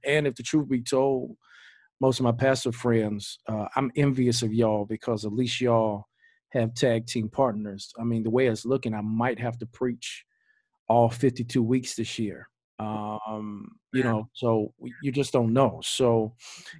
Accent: Greensboro, United States; now in Georgia, United States; So I'm from Greensboro. We from Greensboro

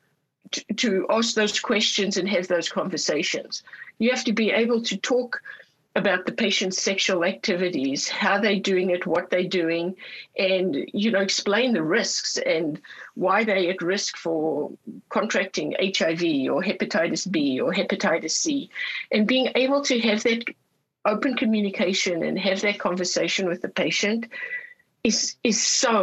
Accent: Orange County, California, United States; I'm from Orange County, California, and we have the biggest Vietnamese community in the United States

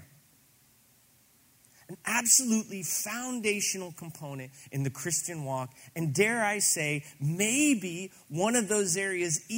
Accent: Granite City, Illinois, United States; I grew up in Granite City, Illinois, still mill town outside of St. Louis

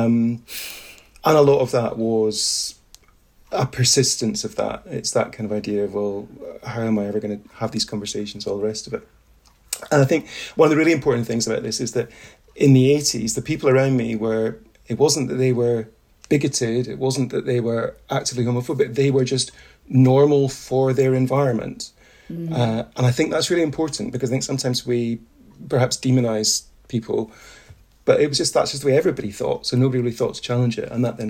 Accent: Highlands of Scotland, United Kingdom; So I grew up in the Highlands of Scotland in the 80s and 90s

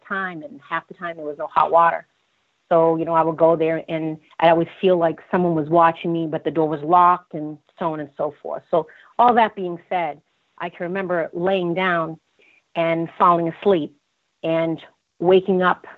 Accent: Boston, Massachusetts, United States; I was born in Boston

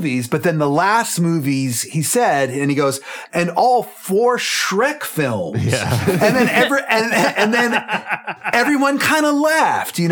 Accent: Clifton, Virginia, United States; I grew up in Clifton, Virginia, in Fairfax County, which is close to DC

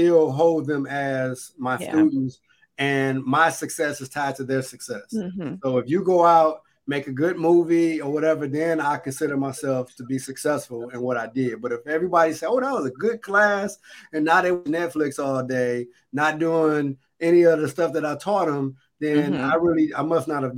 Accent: Detroit, Michigan, United States; I am from Grand River in Schoolcraft

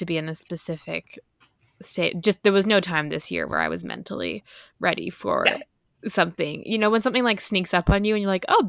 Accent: Ireland; accent: Irish; or All Adults Here, as I would say in my Irish accent, by Emma Straub.

